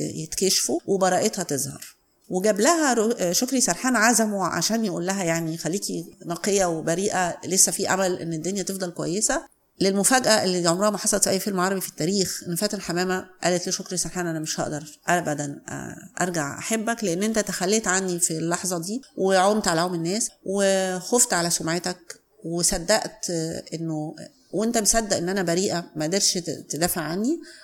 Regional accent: Cairo, Cairo Governorate, Egypt; أنا اتولدت في القاهرة

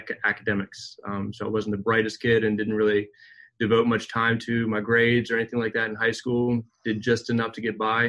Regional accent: Maryland, United States; I grew up in Maryland

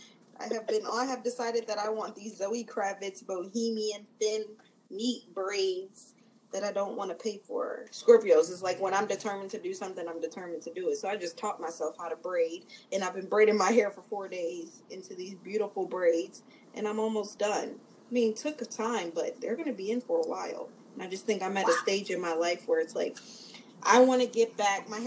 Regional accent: Atlanta, Georgia, United States; also born or lived in Philadelphia, Pennsylvania; I'm from Philly, but raised in Atlanta

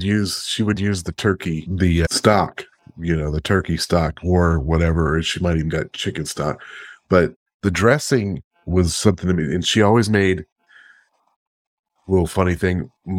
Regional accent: the South, United States; And we are from the South, and that's what we do here in the South, is we have cornbread dressing.

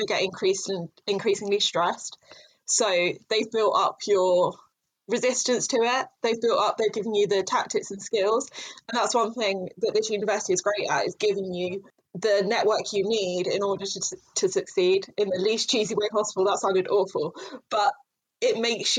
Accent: London, United Kingdom; moved away as an adult; I'm from London originally

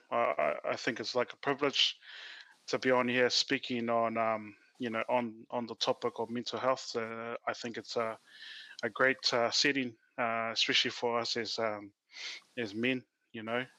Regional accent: Auckland, New Zealand; also born or lived in Cook Islands; now in Drury, New Zealand; I'm born and raised in Otara, currently residing out in Drury.

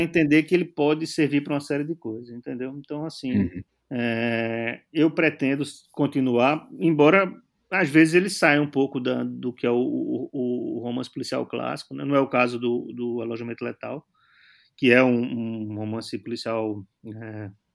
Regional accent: Brazil; now in Portugal; eu sou brasileiro

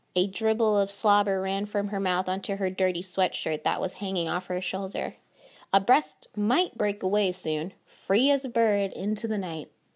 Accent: North Carolina, United States; moved away as an adult; also born or lived in Phoenix, Arizona; go back home safe to North Carolina, my home state.

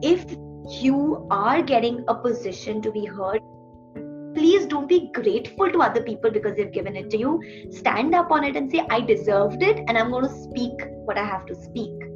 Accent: India; I come from India

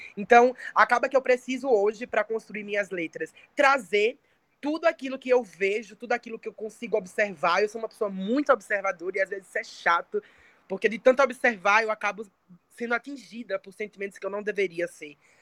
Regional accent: Santa Rita, Brazil; eu comecei fazendo teatro, eu tinha sete anos de idade, numa ONG lá em Santa Rita, de onde eu sou

